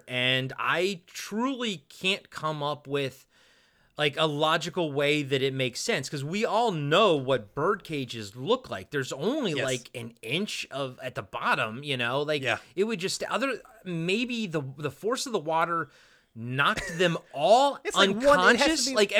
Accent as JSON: {"language": "English", "region": "East Coast", "country": "United States", "tie": "born or raised there", "said": "Growing up on the East Coast, I was like, that's humid as fuck in there."}